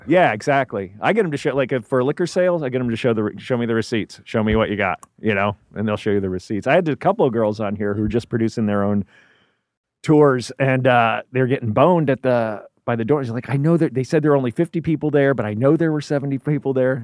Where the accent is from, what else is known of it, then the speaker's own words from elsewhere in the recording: New Jersey, United States; also born or lived in Tennessee; primarily New Jersey